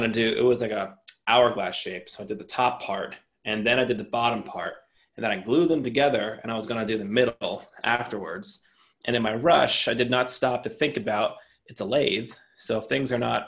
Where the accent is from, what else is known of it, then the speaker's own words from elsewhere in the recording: New Jersey, United States; I'm from New Jersey